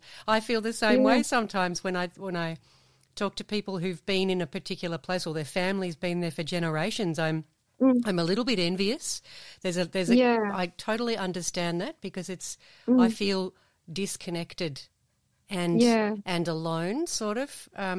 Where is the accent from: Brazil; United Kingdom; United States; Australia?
Australia; Melbourne, Victoria; moved away; my parents aren't from around here. I didn't grow up from around here. I grew up in suburbia in Melbourne and never felt connection to the, because I grew up as a Catholic